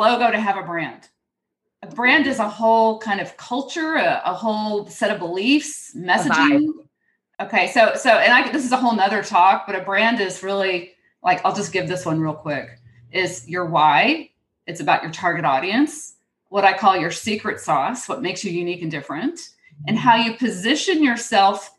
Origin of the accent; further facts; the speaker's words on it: Houston, Texas, United States; accent: twang; moved away; I grew up in Houston